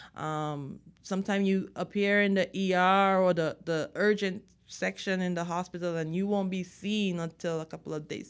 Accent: Dominica; moved away as an adult; also born or lived in Texas; now in United States; I am from the Caribbean, an island called Dominica

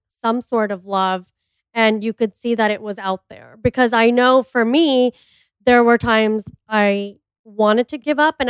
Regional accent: Miami, Florida, United States; moved away; I'm from Miami too

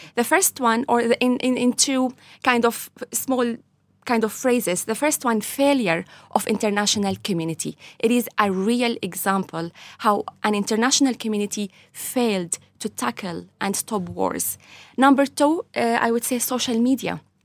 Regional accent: Latakia, Latakia Governorate, Syria; moved away as an adult; now in Ireland; I was born in Syria, Latakia

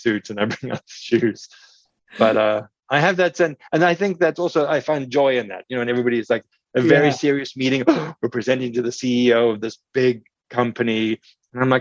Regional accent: South Africa; moved away; I grew up in South Africa

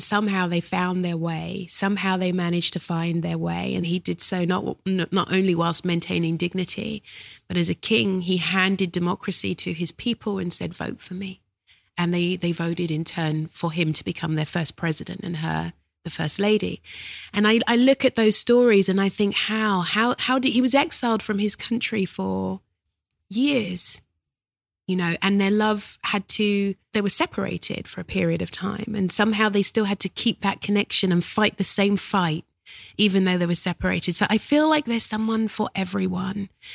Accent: London, United Kingdom; I was born in South London.

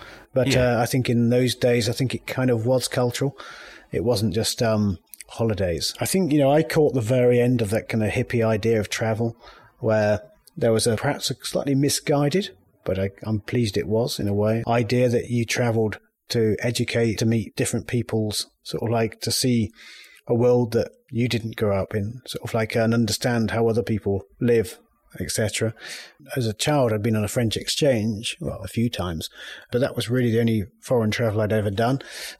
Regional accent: United Kingdom; I mean, historically, being British, that exoticism, that sort of like is very strong.

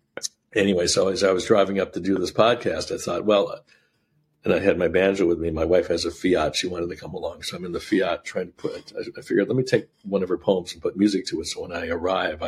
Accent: Syracuse, New York, United States; I grew up in Syracuse, New York

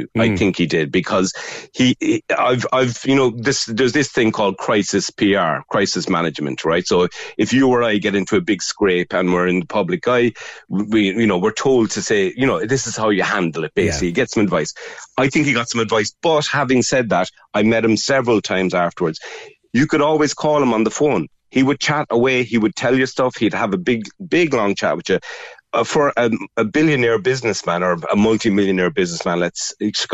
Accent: Cork, Munster, Ireland; I was from Cork as well. So he started asking me, what school did you go to? And I grew up in Cork

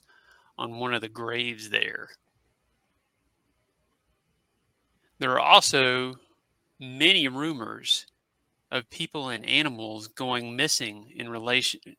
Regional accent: Christiansburg, Virginia, United States; my hometown of Christiansburg, Virginia

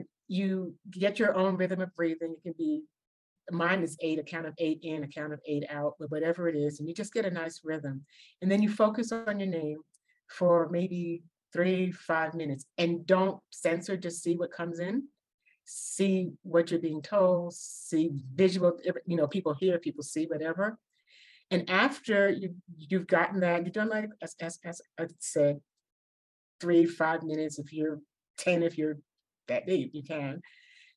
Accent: New York City, New York, United States; moved away; I'm from New York and the Bronx

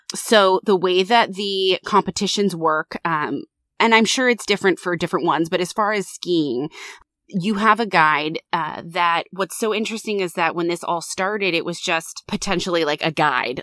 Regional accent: United States; I'm American

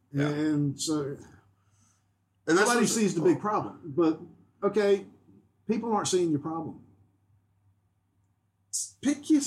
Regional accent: North Carolina, United States; where I grew up

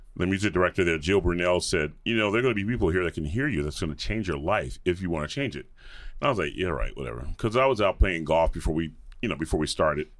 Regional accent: Atlanta, Georgia, United States; moved away; grew up in the suburbs of Atlanta

